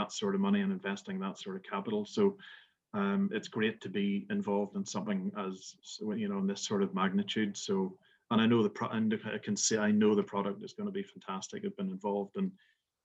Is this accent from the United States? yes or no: no; Belfast, Northern Ireland, United Kingdom; moved away as an adult; also born or lived in west coast of Scotland; now in Scotland, United Kingdom; as you can tell from my accent, I'm not from Scotland, but I'm originally from Belfast, and I've been over in the west coast of Scotland for just about 20 years.